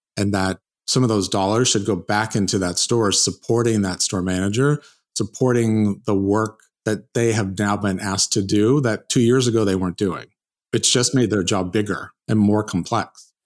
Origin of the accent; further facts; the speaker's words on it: South Lake Tahoe, California, United States; I'm from California, and I, I'm actually grew up in South Lake Tahoe